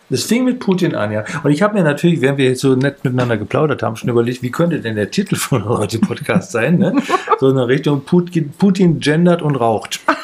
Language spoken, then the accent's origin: German; Büderich, North Rhine-Westphalia, Germany; also born or lived in Düsseldorf; now in Leipzig, Germany; in dieser äh, Grundschule, in der ich war, die war dann da in Büderich.